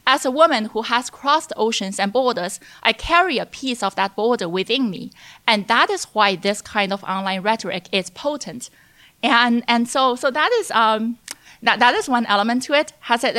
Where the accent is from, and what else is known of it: China; born or raised there